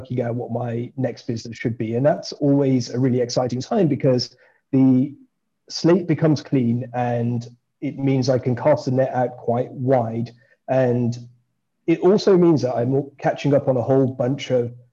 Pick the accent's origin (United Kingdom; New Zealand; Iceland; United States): United Kingdom; Birmingham, West Midlands; moved away; I grew up in Birmingham